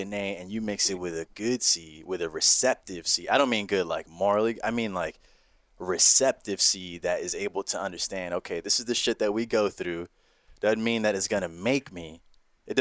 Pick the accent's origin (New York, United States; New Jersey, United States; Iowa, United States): New York, United States; New York City; We grew up uptown in the Heights